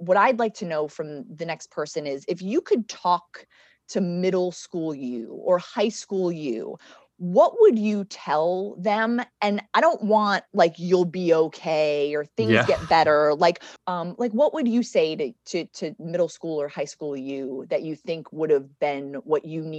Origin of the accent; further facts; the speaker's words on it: Oklahoma, United States; moved away; when I moved from Oklahoma, I used to get called the most influential Oklahoman nobody'd ever heard of.